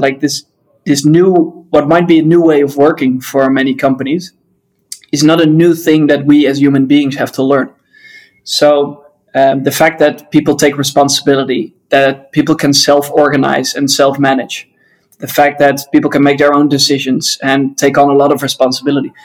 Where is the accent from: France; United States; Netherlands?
Netherlands; I'm from the Netherlands